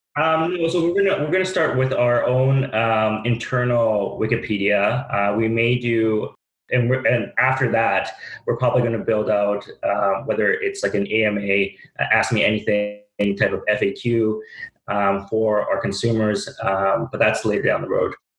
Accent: Vancouver, British Columbia, Canada; I'm born and raised in Vancouver.

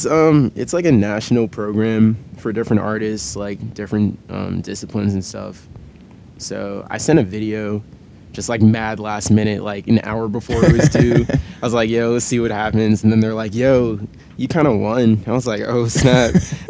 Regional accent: New York City, New York, United States; I'm from Brooklyn.

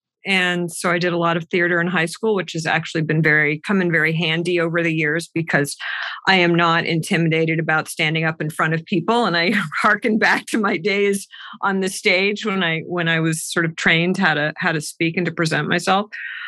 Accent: Massachusetts, United States; Outside of Boston.

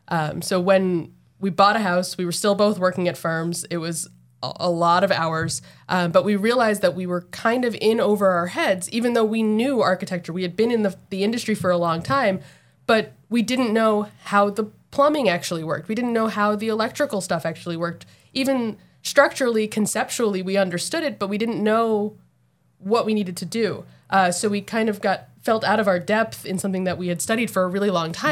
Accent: New Jersey, United States; now in Massachusetts, United States; I'm from New Jersey.

